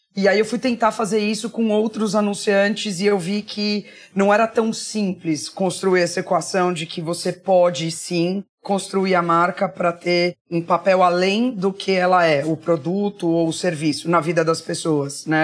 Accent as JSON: {"language": "Portuguese", "town": "Barbacena", "region": "Minas Gerais", "country": "Brazil", "tie": "born or raised there", "also_born_or_lived": "United States / Spain / England / São Paulo", "moved": "yes", "said": "quando eu era criança pequena lá em Barbacena"}